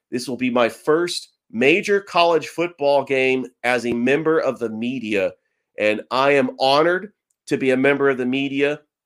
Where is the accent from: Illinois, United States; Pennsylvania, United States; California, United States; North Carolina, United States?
California, United States; San Francisco Bay Area; now in Georgia, United States; I'm from the San Francisco Bay Area